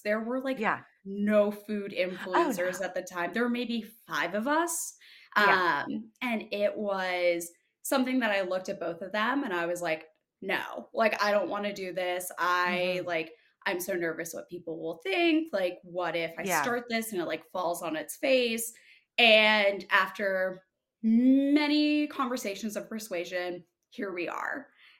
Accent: Massachusetts, United States; born there; So born in Massachusetts, moved around a lot for my dad's job, and then landed in the East Co

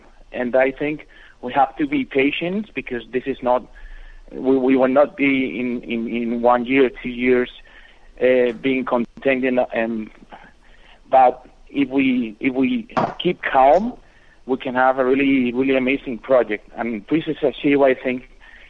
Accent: Madrid, Community of Madrid, Spain; I'm a rapper from Madrid

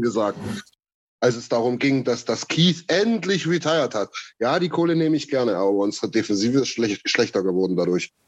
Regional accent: eastern Germany, East Germany, Germany; bei uns im Osten

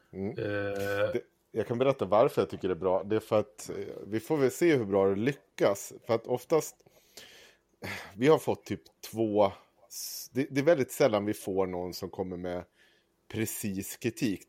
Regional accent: Avesta, Dalarna County, Sweden; Jag är upp, född och uppvuxen i Avesta

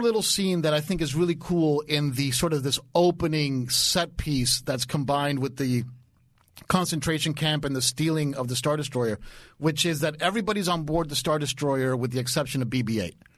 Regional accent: Dade County, Florida, United States; I'm from Dade County

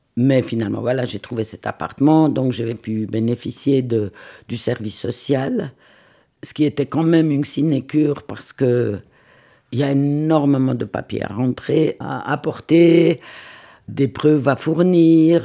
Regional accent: Lucerne, Switzerland; now in Vevey, Switzerland; Je vis à Vevey, mais je suis née à Lucerne d'une maman italienne, d'un papa lucernois

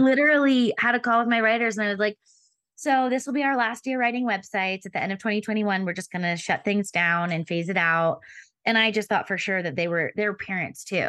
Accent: Pennsylvania, United States; moved away as an adult; also born or lived in Denver / Philadelphia; We moved from Denver back to, um, Pennsylvania where I'm from, so I could be closer to family

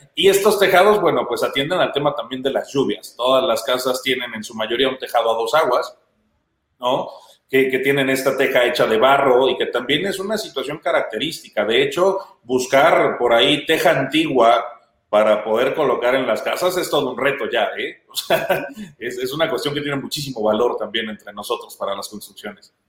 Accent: Pátzcuaro, Michoacán, Mexico; estos tejados rojos y casitas blancas tan característicos de mi pueblo

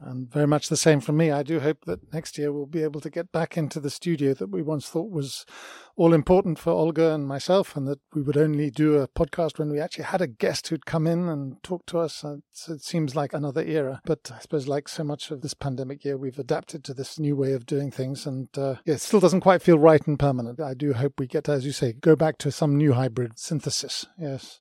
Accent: United Kingdom; Myself, as a British person

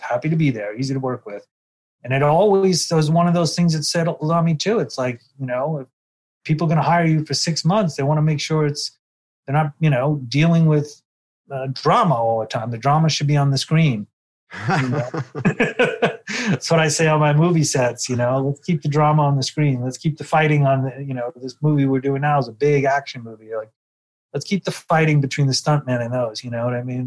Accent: New York City, New York, United States; moved away as an adult; now in Los Angeles, United States; my day growing up in Brooklyn

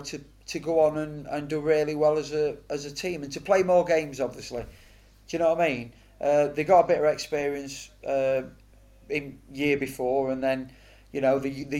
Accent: Mansfield, East Midlands, United Kingdom; also born or lived in Oxford; now in Oxford area, United Kingdom; be captain of my hometown club

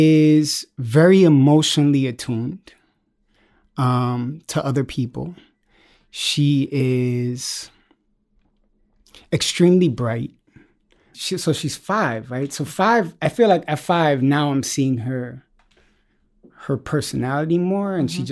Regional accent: Bronx, New York, United States; also born or lived in East Harlem; I was born in East Harlem and moved up to the Bronx and moved around a lot. But the Bronx, I credit with forming me.

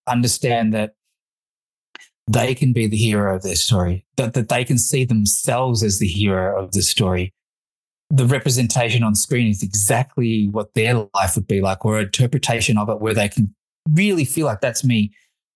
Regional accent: Australia; also born or lived in Fiji; I was born in Fiji, of Indian heritage, migrated to Australia in 1982

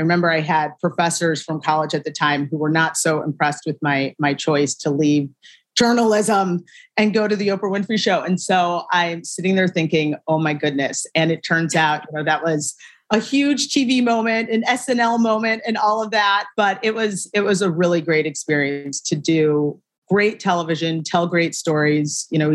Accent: Shaker Heights, Ohio, United States; moved away as an adult; also born or lived in New York; I am from a town called Shaker Heights, Ohio. It's right mm-hmm. outside of Cleveland, born and raised.

